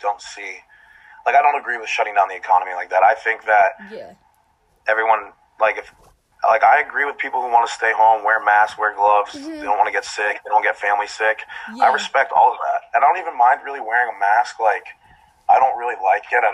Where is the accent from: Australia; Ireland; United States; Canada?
United States; Florida; also born or lived in East Hampton, Long Island; I've lived here my whole life